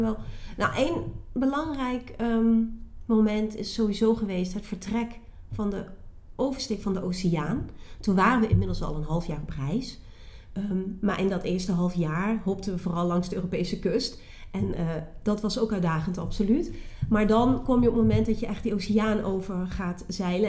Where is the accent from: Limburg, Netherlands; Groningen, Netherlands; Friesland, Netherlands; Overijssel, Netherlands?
Limburg, Netherlands; Geleen; moved away as an adult; also born or lived in Nijmegen; ik kom uit Limburg, Zuid-Limburg. Geleen, plaatje Geleen. Onder de rook van DSM, daar kom ik vandaan